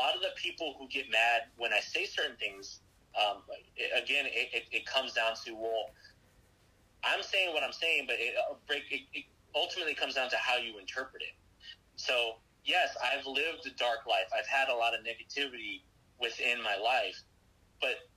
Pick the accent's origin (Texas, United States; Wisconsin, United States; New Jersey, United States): Texas, United States; I'm from Texas. I'm a Texas boy, born and raised.